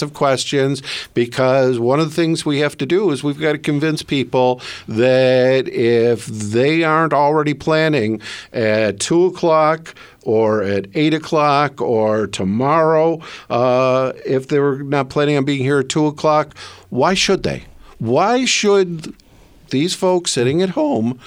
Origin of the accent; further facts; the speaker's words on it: Brighton, Michigan, United States; I'm from Brighton